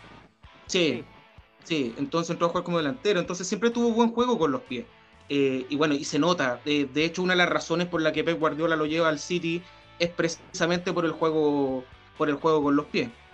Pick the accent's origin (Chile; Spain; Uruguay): Chile; San Bernardo, Santiago Metropolitan Region; nosotros que somos de San Bernardo